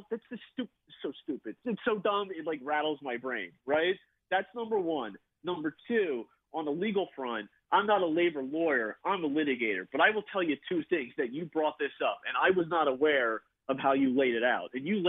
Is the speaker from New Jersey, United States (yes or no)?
yes; New Jersey, United States; you know, 37, I grew up in South Jersey, I've had season tickets for 20 years